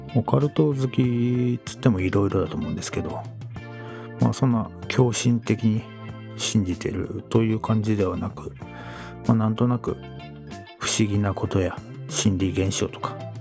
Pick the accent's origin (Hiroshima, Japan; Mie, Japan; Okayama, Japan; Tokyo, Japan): Tokyo, Japan; Edokko; 父から、えー、お前は江戸っ子だからと。江戸っ子らしく振る舞えと。そう育てられてきたんですが